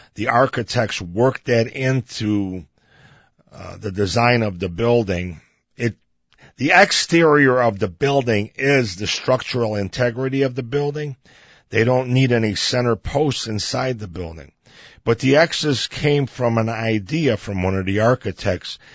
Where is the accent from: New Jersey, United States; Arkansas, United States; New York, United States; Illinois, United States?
Illinois, United States; Chicago; growing up in Chicago